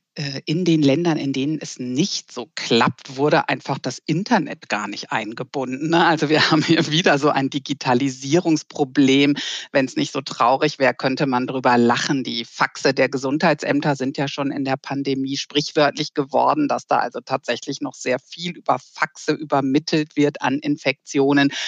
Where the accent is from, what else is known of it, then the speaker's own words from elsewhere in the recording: Germany; bei uns in Deutschland